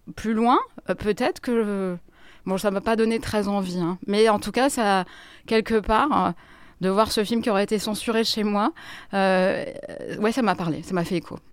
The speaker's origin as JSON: {"language": "French", "town": "Grenoble", "region": "Auvergne-Rhône-Alpes", "country": "France", "moved": "as an adult", "lives_now": "Paris, France", "said": "Je viens de Grenoble et je suis parisienne depuis 23 euh, ans"}